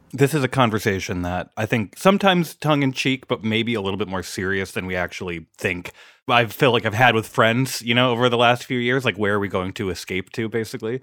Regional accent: Minnesota, United States; growing up in Minnesota, quite a bit south of Duluth

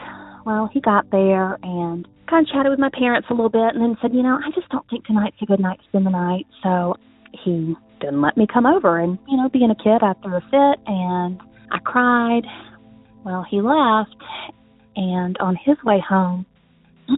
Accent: South Carolina, United States; I am from South Carolina

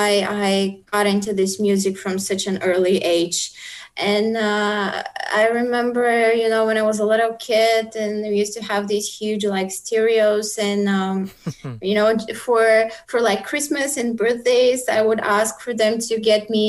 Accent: Bulgaria; moved away as an adult; also born or lived in South Korea; my hometown

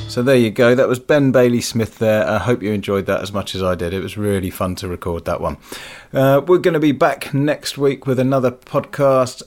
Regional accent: Leicester, East Midlands, United Kingdom; I'm from Leicester and, you know, the fox is the symbol of my city

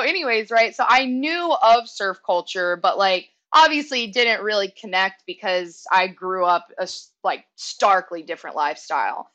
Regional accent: Northeast Texas, United States; I grew up in Northeast Texas. So mm-hmm. I grew up on the border of Louisiana

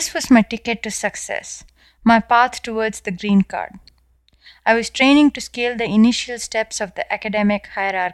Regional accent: South India, India; moved away as an adult; now in United States; as you can clearly tell from my accent, I was born and raised in India

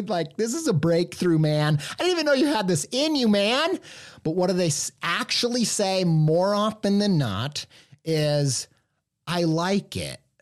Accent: Midwest, United States; I grew up in the Midwest

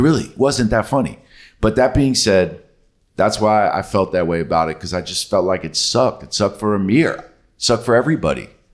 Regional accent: New York City, New York, United States; like I did

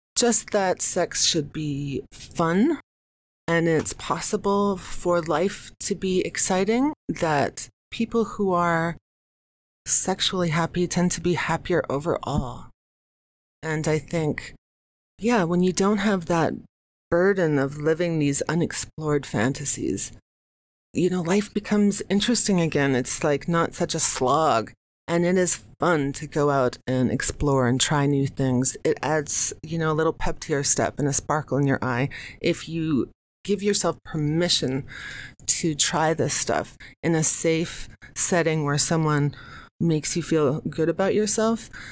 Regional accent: United States; now in New York City, United States; I'm American

